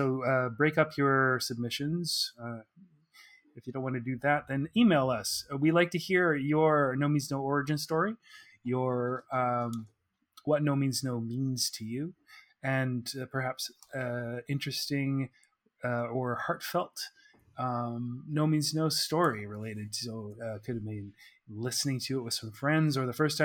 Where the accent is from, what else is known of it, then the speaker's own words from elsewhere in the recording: Oak Bay, British Columbia, Canada; I'm from Oak Bay.